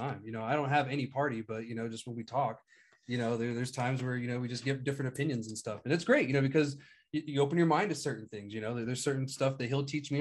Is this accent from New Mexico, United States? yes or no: yes; New Mexico, United States; New Mexicans, we're just naturally weary of outsiders.